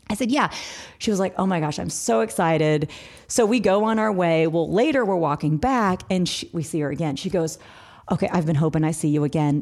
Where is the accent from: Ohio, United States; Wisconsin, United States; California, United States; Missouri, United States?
Missouri, United States; now in Atlanta, United States; We are, we are in Atlanta, Georgia, but we're originally from Missouri.